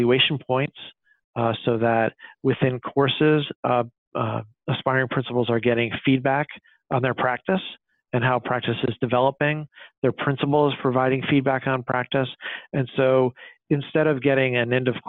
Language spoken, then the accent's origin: English; Illinois, United States; my home state of Illinois